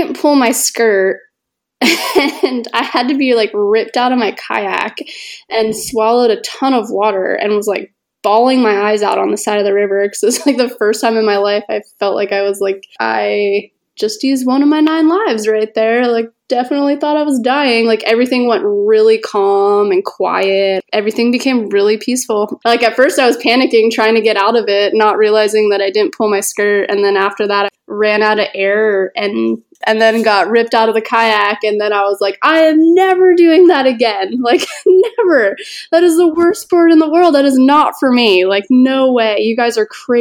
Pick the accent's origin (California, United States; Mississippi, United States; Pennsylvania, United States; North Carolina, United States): Pennsylvania, United States; north of Philadelphia; I grew up in Pennsylvania, north of Philly